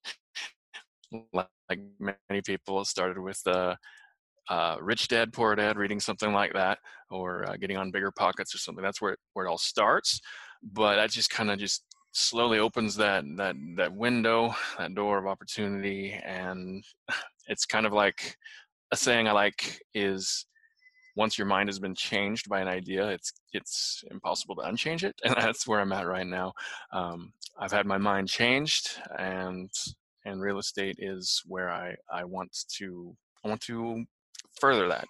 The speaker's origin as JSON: {"language": "English", "region": "Utah", "country": "United States", "moved": "yes", "lives_now": "Tulsa, United States", "said": "But I'm currently living in Tulsa, Oklahoma. Not from here. I'm from Utah"}